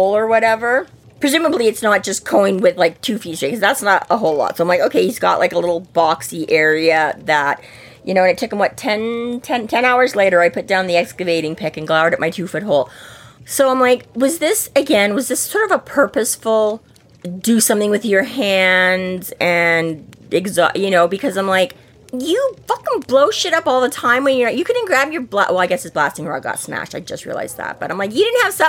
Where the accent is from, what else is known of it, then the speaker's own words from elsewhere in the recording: Canada; We're Canadians